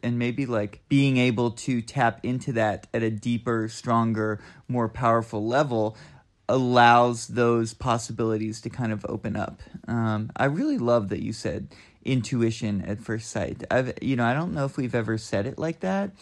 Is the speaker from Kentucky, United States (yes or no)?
yes; Southeastern Kentucky, United States; moved away as an adult; also born or lived in Boston / Oakland, California; now in Asheville, United States; I'm from Southeastern Kentucky